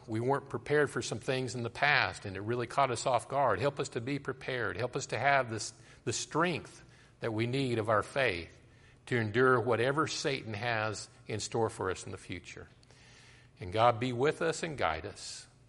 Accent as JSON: {"language": "English", "region": "Colorado", "country": "United States", "tie": "born or raised there", "said": "I grew up in Colorado and I used to hike through the mountains"}